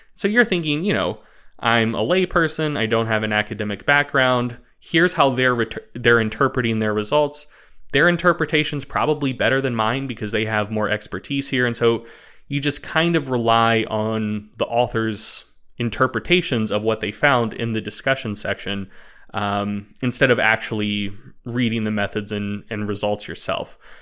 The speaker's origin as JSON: {"language": "English", "country": "United States", "said": "I'm American"}